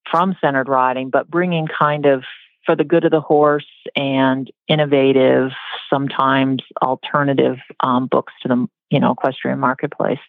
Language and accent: English; southern New Hampshire, United States; I grew up in southern New Hampshire, about 10 miles from where Sally Swift lived and taught.